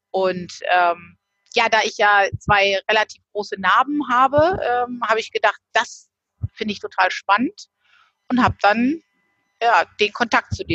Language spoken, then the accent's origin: German; Northern Germany, Germany; Ja, ich komme äh, oben aus Norddeutschland, ähm, bin hier relativ nah sogar oben an der Nordseeküste.